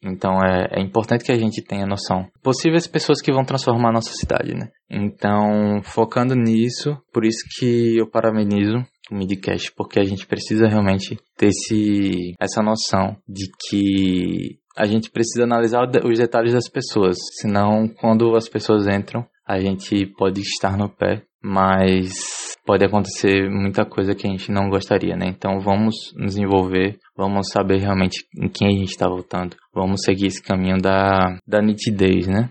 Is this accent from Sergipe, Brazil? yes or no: yes; Aracaju, Sergipe, Brazil; nascido e criado em Aracaju, capital do estado de Sergipe